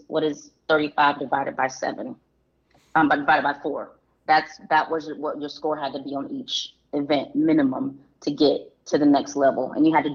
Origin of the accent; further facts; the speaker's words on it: deep South Georgia, United States; we lived in deep South Georgia